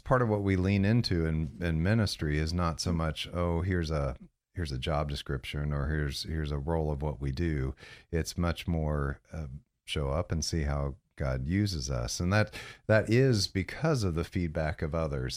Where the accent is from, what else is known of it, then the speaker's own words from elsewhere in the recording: Central Florida, United States; also born or lived in Galesburg, Illinois; born in Illinois, so I'm a Midwesterner, but grew up here in Central Florida, uh, seventy-eight on. So I, we moved when I was nine, nine years old